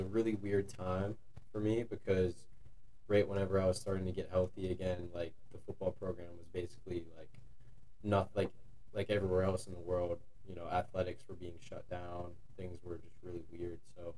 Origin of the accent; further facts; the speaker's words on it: near Juniata College, Pennsylvania, United States; I'm a senior here from Mashana Valley High School. It's about 45 minutes from Juniata out of college, so it's pretty local for me.